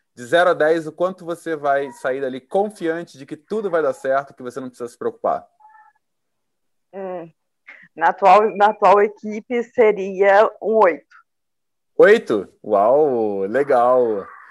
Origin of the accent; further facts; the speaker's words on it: Rio Verde, Goiás, Brazil; now in Sorriso, Brazil; originalmente eu sou goiana, lá de Rio Verde